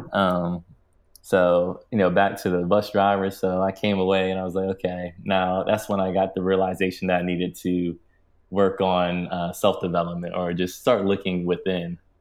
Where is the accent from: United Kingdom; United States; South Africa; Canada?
United States; Maryland; I grew up in Maryland, a suburban town in Maryland